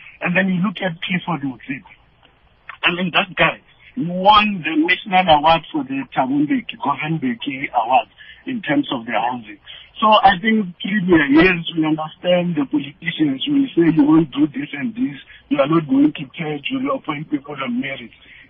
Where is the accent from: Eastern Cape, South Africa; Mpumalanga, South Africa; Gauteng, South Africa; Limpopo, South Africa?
Limpopo, South Africa; now in Pretoria, South Africa; I'm calling from Pretoria, but I'm from that province, the Eden of Africa, Limpopo.